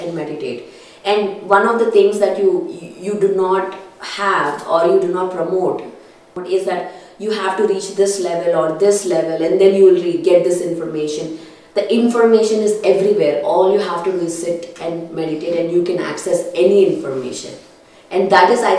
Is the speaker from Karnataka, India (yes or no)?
no; Kurnool, Andhra Pradesh, India; growing up in Karnool